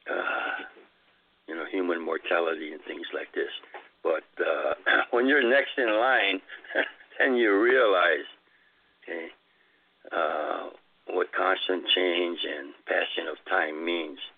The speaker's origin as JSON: {"language": "English", "town": "Chicago", "region": "Illinois", "country": "United States", "tie": "born or raised there", "said": "so that's where I grew up in Chicago."}